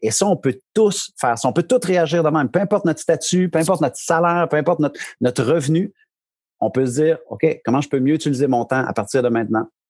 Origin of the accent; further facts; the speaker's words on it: Bishopton, Quebec, Canada; moved away as an adult; now in New Brunswick, Canada; je suis un Québécois d'origine. Euh, région de l'Estrie, les cantons de l'Est, un petit village de, qui s'appelle Bishopton, 300 habitants. vraiment, mes parents demeurent encore là